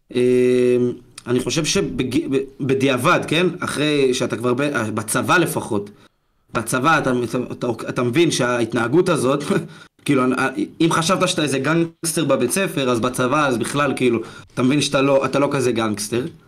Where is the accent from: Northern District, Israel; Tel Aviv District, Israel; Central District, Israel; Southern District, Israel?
Southern District, Israel; Ashdod; ילד בן, בן 17 מאשדוד, בבית ספר